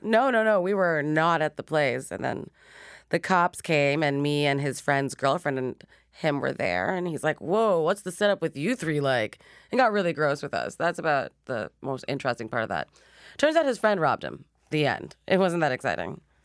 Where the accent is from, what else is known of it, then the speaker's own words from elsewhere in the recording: Montreal, Quebec, Canada; now in Toronto, Canada; I was born and raised in Montreal